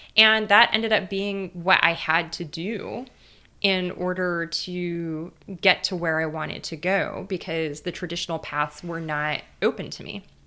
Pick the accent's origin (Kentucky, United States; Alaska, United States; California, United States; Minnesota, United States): California, United States; Los Angeles; moved away as an adult; I grew up in East L